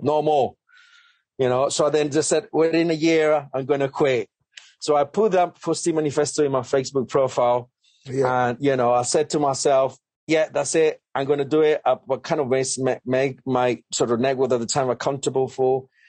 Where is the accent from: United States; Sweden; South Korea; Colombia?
Colombia; English is a second language; moved away as an adult; now in United Kingdom; English is my second language. Um, I'm come from Colombia uh, a beautiful, amazing country